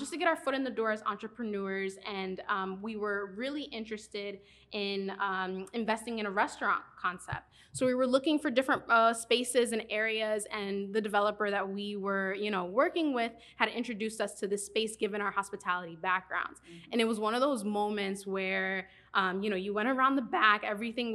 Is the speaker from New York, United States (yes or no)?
yes; Yonkers, New York, United States; moved away as an adult; now in Miami, United States; I'm originally from New York. I grew up in Yonkers.